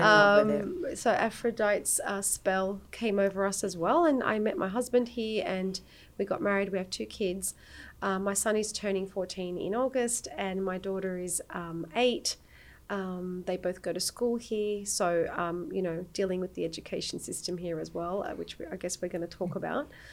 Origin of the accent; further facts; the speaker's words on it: Australia; moved away as an adult; now in Cyprus; I was born and raised in Australia by Turkish Cypriot parents. I've been living in Cyprus now since 2006